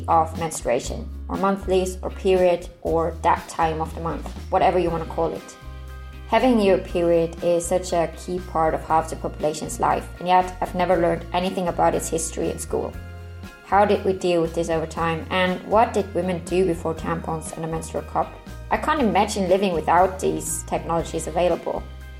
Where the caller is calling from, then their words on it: Norway; I'm listening in from Norway.